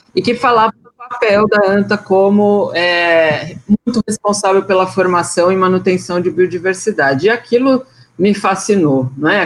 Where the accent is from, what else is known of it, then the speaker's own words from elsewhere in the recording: São Bernardo do Campo, São Paulo, Brazil; Eu cresci numa chácara em São Bernardo do Campo